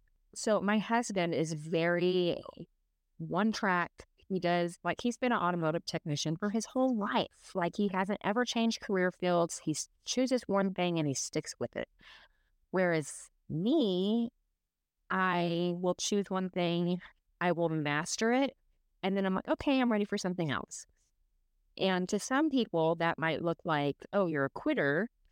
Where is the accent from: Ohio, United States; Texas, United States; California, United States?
Texas, United States; Dallas; moved away as an adult; also born or lived in Houston; born and raised in Dallas, Texas. I graduated in 2004. I moved to Houston to go to an automotive trade school. When I graduated from there, I moved to Utah kind of on a whim.